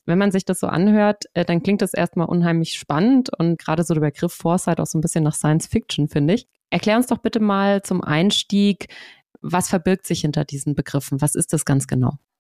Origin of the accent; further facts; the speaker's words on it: Swabia, Germany; ich komme ja auch aus Schwaben